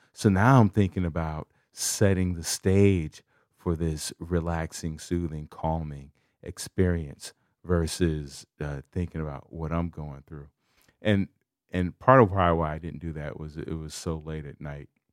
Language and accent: English; Chicago, Illinois, United States; I'm from Chicago